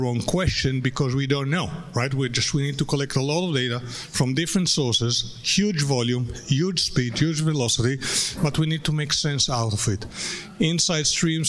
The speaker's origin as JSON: {"language": "English", "country": "United States", "said": "me as an American"}